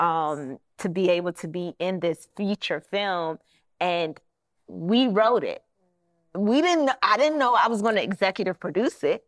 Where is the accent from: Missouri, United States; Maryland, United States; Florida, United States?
Maryland, United States; Prince George's County; also born or lived in Washington, D.C.; Maryland is where I actually grew up in, P G County, not too far from Washington, D C